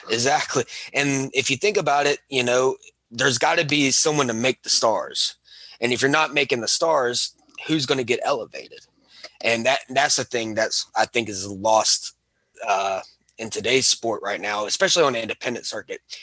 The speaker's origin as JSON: {"language": "English", "region": "Alabama", "country": "United States", "said": "I am from Alabama"}